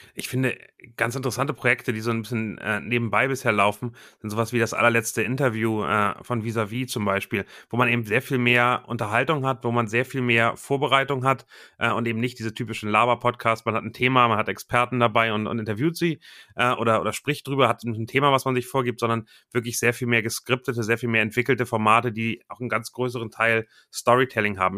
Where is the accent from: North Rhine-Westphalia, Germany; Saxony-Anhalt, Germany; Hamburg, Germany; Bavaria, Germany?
Hamburg, Germany; komme aus Hamburg